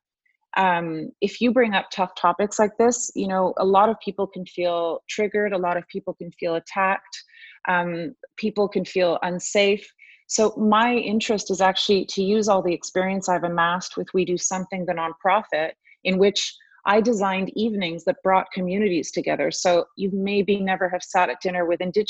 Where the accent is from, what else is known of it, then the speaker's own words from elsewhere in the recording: Buenos Aires, Argentina; also born or lived in Rome, Italy; now in Canada; I was born in Rome and then brought up in Buenos Aires in a civil war, and then ended up coming here not speaking a word of French.